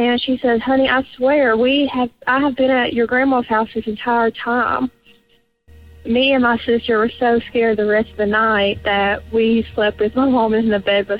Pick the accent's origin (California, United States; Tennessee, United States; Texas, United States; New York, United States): Tennessee, United States; I am from Tennessee.